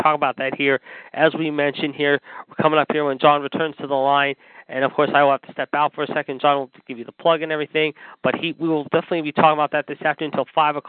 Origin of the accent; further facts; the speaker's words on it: Pittsburgh, Pennsylvania, United States; my hometown of Pittsburgh